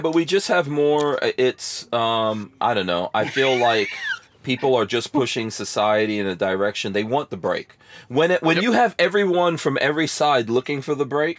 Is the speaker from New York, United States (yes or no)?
yes; New York City, New York, United States; moved away; I grew up in New York City, but, you know, and I have family in New York City